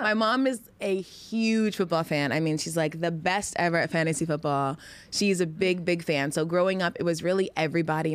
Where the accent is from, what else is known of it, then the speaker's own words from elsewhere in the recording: Georgia, United States; moved away as an adult; I lived in Georgia since I was six until I went off to college